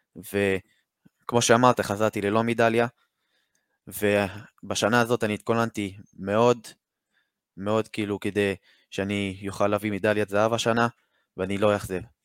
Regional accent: Haifa, Haifa District, Israel; מחיפה, אני בן 17

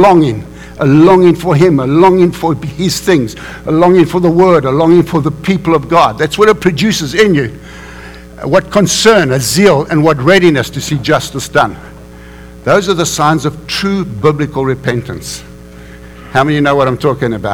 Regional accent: South Africa; We grew up in South Africa, unfortunately, in the apartheid system

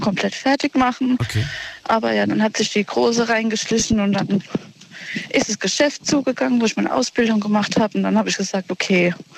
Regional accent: Ludwigshafen, Rhineland-Palatinate, Germany; aus Ludwigshafen.

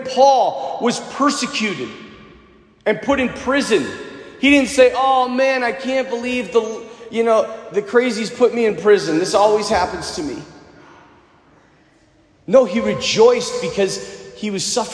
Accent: United States; I'm an American.

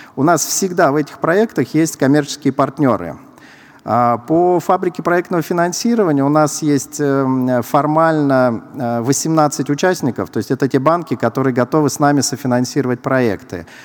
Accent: Saint Petersburg, Russia; Я сам из Санкт-Петербурга

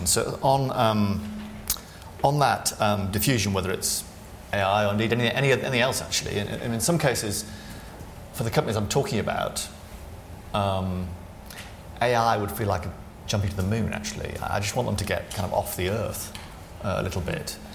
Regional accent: Sunderland, North East England, United Kingdom; Very good. That's where I'm from as well. So there you go. Uh, my accent's gone. Yours is stuck.

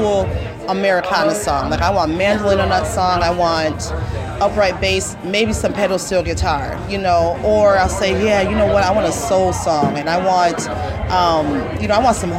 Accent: Minneapolis, Minnesota, United States; I'm from Minneapolis

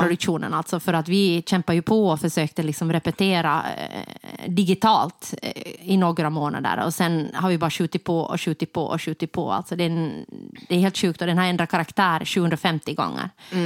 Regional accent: Jakobstad, Ostrobothnia, Finland; now in Stockholm, Sweden; Jakobstad, mm. där, mm-hmm. jag, där jag kommer ifrån

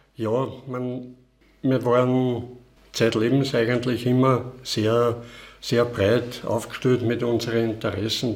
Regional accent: Palfau, Styria, Austria; also born or lived in Vienna; aufgewachsen bin ich in Balfa

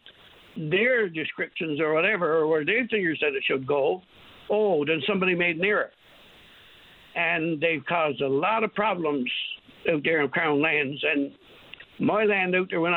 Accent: New Harbour, Newfoundland and Labrador, Canada; I came from New Harbor in Trinity Bay

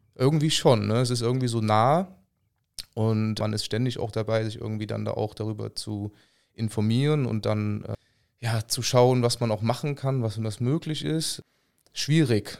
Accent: Rhineland, Germany; als Rheinländer

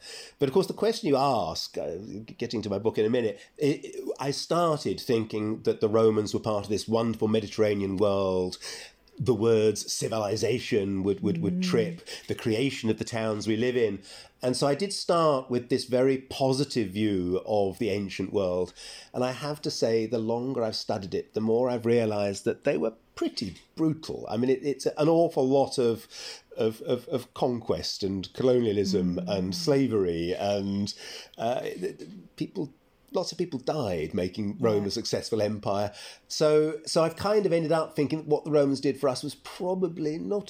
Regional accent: London, United Kingdom; And then I'm a townie, I'm from London

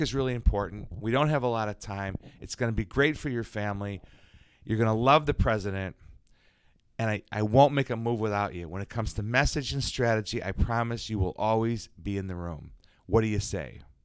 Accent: Chicago, Illinois, United States; moved away; Chicago, sir, White Sox, and that Cubs

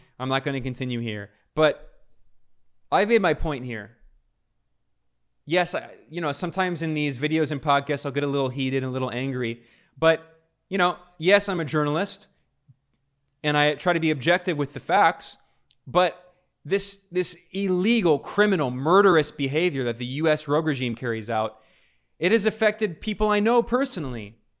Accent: United States; moved away as an adult; as someone born and raised in the United States that has left the United States.

